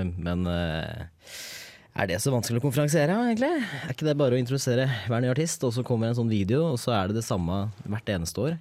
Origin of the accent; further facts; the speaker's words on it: Hedmark, Innlandet, Norway; moved away as an adult; now in Trondheim, Norway; Jeg kommer fra Hedmark. Dypeste skauen i Hedmark